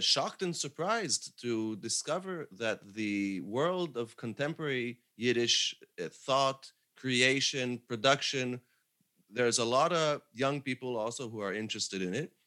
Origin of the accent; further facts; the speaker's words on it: Jerusalem, Jerusalem District, Israel; now in Paris, France; I grew up in Jerusalem